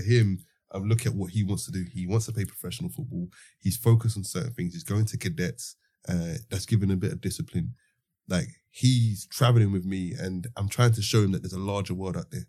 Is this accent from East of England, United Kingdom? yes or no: no; London, United Kingdom; growing up in the Osby estate